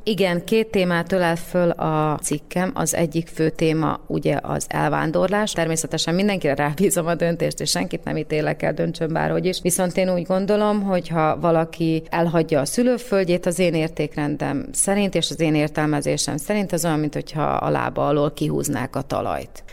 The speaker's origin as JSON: {"language": "Hungarian", "country": "Slovakia"}